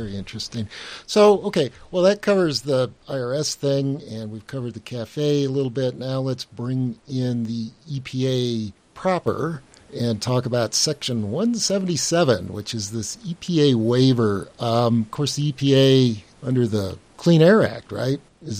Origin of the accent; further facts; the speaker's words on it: Los Angeles, California, United States; I was born and raised in the San Fernando Valley, so I do know LA well.